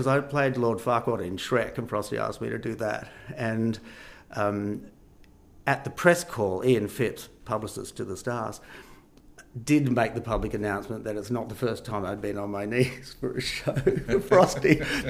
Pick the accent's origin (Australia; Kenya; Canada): Australia; Perth, Western Australia; because we're from Perth and you know, no one really knew Perth. People weren't really doing much over East, as we used to call it.